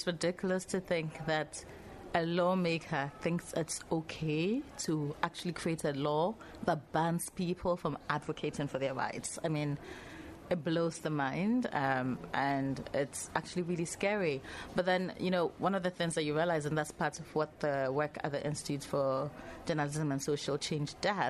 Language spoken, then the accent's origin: English; Ghana; In terms of nationality, I come from Ghana. Ghana is also where I consider home, where I live.